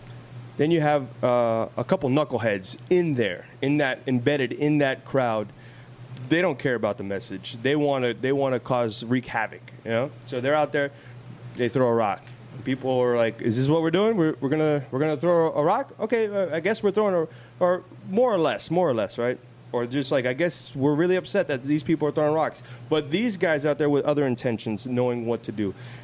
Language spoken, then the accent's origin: English; Oakland, California, United States; I'm from Oakland. I'm from out of town.